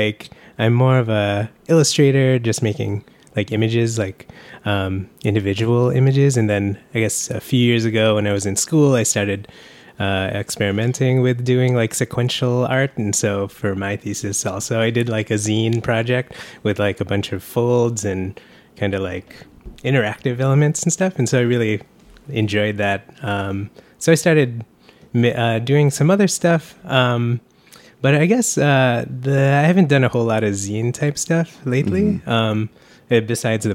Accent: California, United States; moved away; I grew up in California around my family

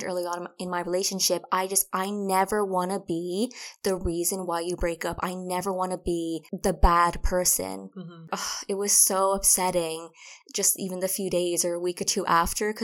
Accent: Ireland; moved away as an adult; now in England; we're from Ireland, we moved to England

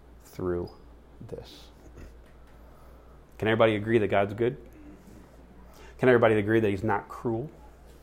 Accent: United States; the cultural influenced faith that we have as American Christians

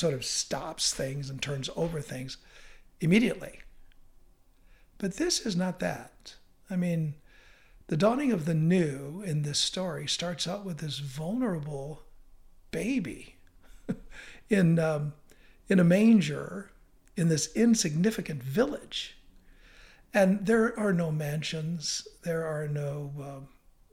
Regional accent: United States; I'm an American

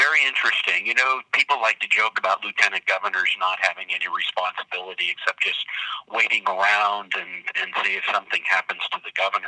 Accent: Butte, Montana, United States; I grew up in Butte

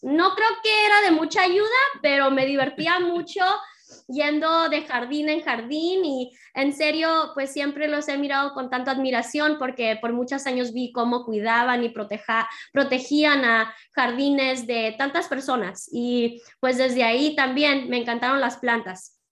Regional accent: San Diego, California, United States; Nací y crecí en San Diego. Mis padres son de Jalisco, Guadalajara

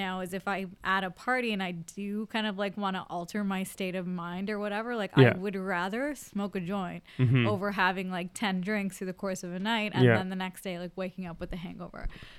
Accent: Brampton, Ontario, Canada; born or raised there; now in Toronto, Canada

